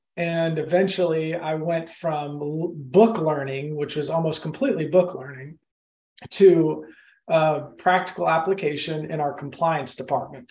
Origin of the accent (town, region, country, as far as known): Austin, Texas, United States; born or raised there; also born or lived in Oklahoma / Madrid, Spain; now in Augusta, United States